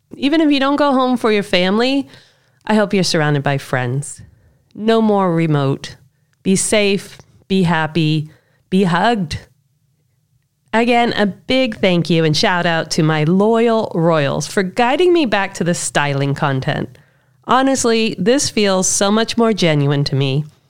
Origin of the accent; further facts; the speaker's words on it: United States; being raised as an American by an immigrant parent